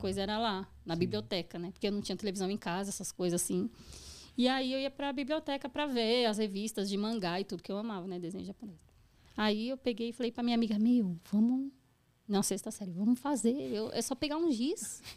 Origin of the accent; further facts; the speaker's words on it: São Bernardo do Campo, São Paulo, Brazil; eu sou do bairro Assunção ali